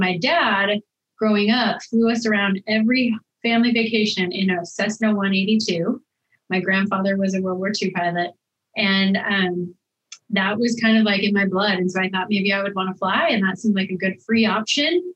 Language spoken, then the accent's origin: English; Laurel, Montana, United States; moved away as an adult; now in Washington, D.C., United States; we had a good time growing up there